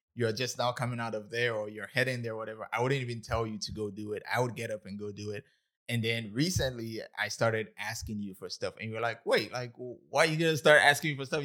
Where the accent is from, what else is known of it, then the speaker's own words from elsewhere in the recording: Ghana; moved away as an adult; now in United States; I was born and raised in Ghana, West Africa, October thirty-first, nineteen ninety-six